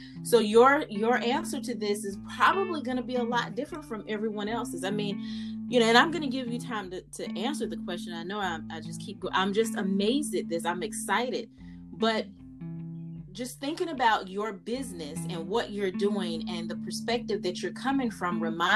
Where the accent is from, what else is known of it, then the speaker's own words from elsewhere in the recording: Fayetteville, North Carolina, United States; I am from Fayetteville